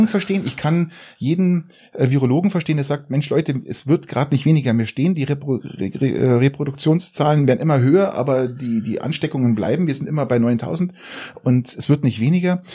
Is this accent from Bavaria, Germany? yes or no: yes; Garmisch-Partenkirchen, Bavaria, Germany; Ich komme aus Garmisch